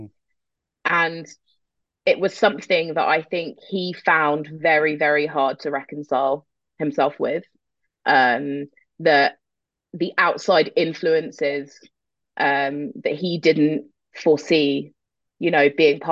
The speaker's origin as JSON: {"language": "English", "region": "London", "country": "United Kingdom", "tie": "born or raised there", "moved": "as an adult", "lives_now": "Germany", "said": "I grew up in North London. My mum is English. She's from East London, and my dad is from Algiers"}